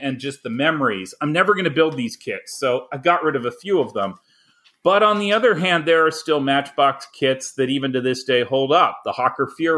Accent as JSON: {"language": "English", "country": "Canada", "tie": "born or raised there", "moved": "as an adult", "lives_now": "United States", "said": "I grew up in Canada"}